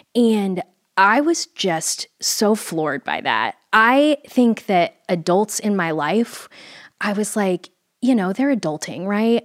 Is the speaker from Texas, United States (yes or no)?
yes; Fort Worth, Texas, United States; I grew up in Fort Worth, Texas